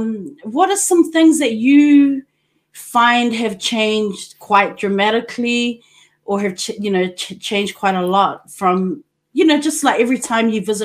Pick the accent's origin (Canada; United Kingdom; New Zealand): New Zealand; Auckland; now in Japan; New Zealand, Auckland City. That's where we're from. We're from Auckland. It's a multicultural society.